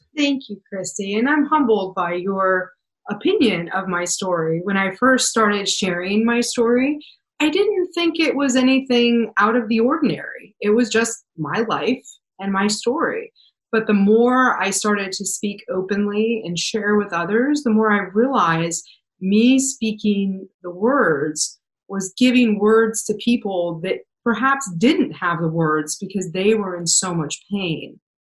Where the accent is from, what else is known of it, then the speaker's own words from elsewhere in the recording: Pennsylvania, United States; also born or lived in Wyoming; we moved from Wyoming to Pennsylvania, and that's where I grew up for the majority of my childhood